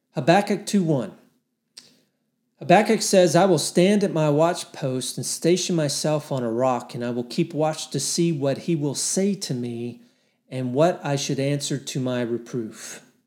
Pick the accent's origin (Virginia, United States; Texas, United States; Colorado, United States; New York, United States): Texas, United States; I live in Texas. I'm a Texan